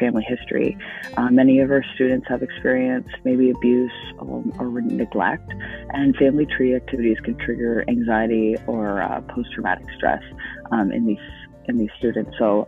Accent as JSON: {"language": "English", "country": "Canada", "said": "being Canadian"}